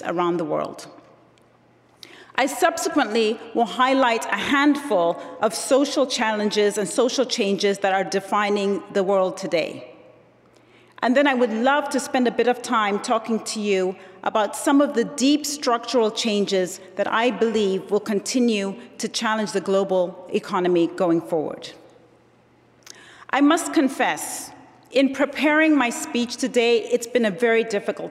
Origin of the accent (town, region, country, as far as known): Zambia; born or raised there; moved away